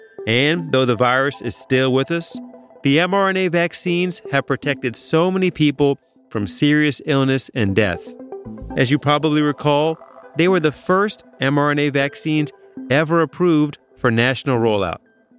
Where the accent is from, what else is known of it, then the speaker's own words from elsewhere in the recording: Chicago, Illinois, United States; born there; I was born in Chicago in a hospital called Michael Reese Hospital, which I'm not sure if it's still around.